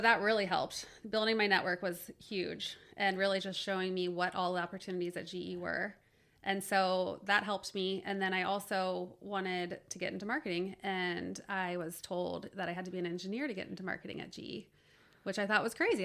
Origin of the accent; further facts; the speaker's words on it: Cincinnati, Ohio, United States; I grew up in Cincinnati